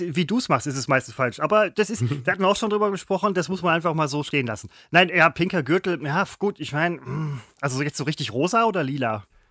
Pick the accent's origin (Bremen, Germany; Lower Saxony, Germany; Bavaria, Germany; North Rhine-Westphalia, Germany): North Rhine-Westphalia, Germany; Essen; ich bin Essener